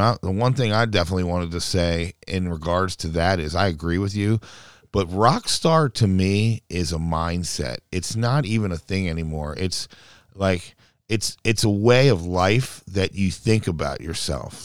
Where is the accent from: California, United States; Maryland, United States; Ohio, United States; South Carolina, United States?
Maryland, United States; Baltimore; also born or lived in San Diego; I'm a city guy. I was raised in Baltimore City